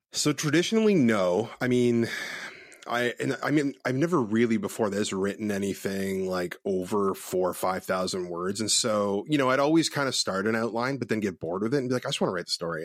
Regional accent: Ontario, Canada; moved away as an adult; also born or lived in West Coast, Canada; I'm originally from Ontario, Canada

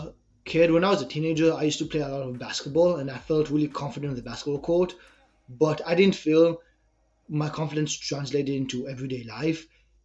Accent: China; English is a second language; moved away as an adult; also born or lived in Israel; So as you can probably hear from my accent, I'm from Israel. When I was 6, my family and I moved to China. I grew up there. At 18 years old, I decided to go to Canada

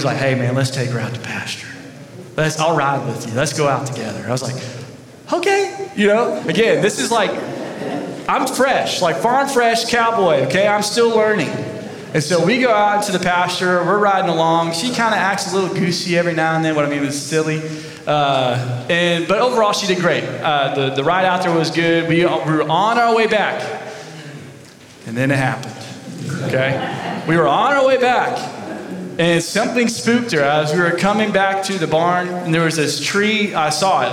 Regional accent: Georgia, United States; moved away as an adult; now in Columbus, Texas, United States; I'm from Georgia, right? When you're from Georgia, you're not country as in like Texas

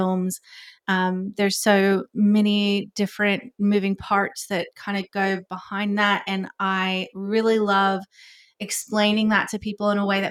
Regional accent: Georgia, United States; moved away as an adult; also born or lived in Tennessee; now in Sydney, Australia; I am originally from America. I was born in Tennessee, grew up in Georgia, moved back to Tennessee.

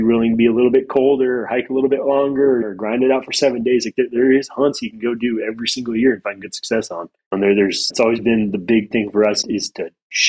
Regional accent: United States; moved away as an adult; also born or lived in Idaho / Montana; growing up north, I grew up in Idaho and Montana.

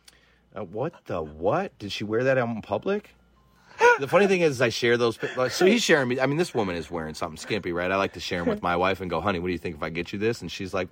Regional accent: Michigan, United States; I'm from Michigan

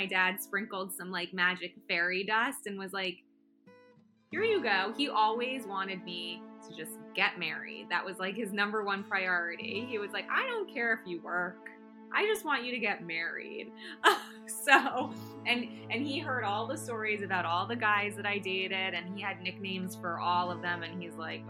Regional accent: Plantation, Florida, United States; moved away; also born or lived in Weston, Florida / Los Angeles; I'm from South Florida. I grew up originally in a town called Plantation, which is part of Fort Lauderdale

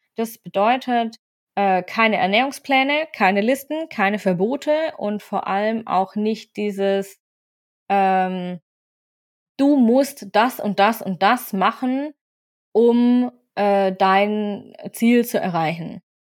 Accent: Swabia, Baden-Württemberg, Germany; also born or lived in Freiburg; now in Bavaria, Germany; ich bin ein süddeutscher Mix. Und zwar bin ich gebürtige Schwäbin, Wahlfreiburgerin und aktuell wohne ich in Bayern.

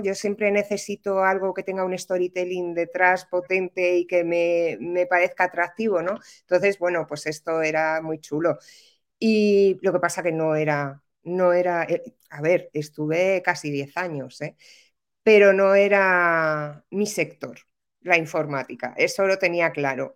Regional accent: Madrid, Community of Madrid, Spain; moved away as an adult; now in Málaga, Spain; Vivo en Málaga. Soy madrileña, ¿eh? pero vivo en Málaga desde hace muchos años, pues desde el 2008 así

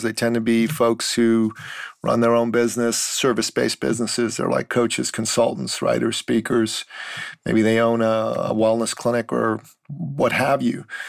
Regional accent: Iran; moved away; I'm a Christian from the Middle East. I'm from Iran. After the mm. Islamic Revolution, my family decided it would be better for us to live in the West

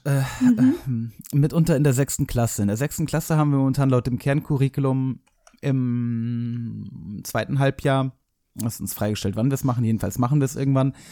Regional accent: Hamburg, Germany; ich bin nicht aus Berlin, sondern aus Hamburg

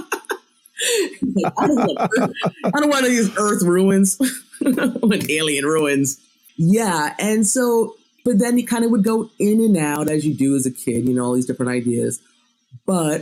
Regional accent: United States; I was born in the United States. I was raised in America

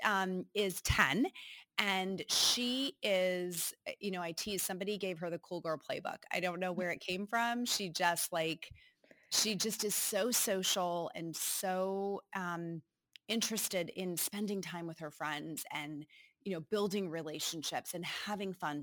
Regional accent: Northeast, United States; moved away as an adult; now in Cincinnati, United States; I grew up in the Northeast

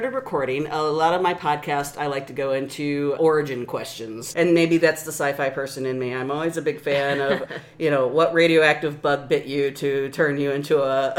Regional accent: Kansas City, United States; moved away; the Kansas City area, which is where I spent a good 20 years of my life.

